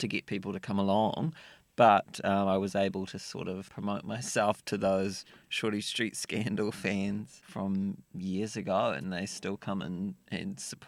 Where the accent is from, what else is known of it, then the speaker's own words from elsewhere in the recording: Dunedin, Otago, New Zealand; Well, I grew up in Dunedin and I did not have many friends.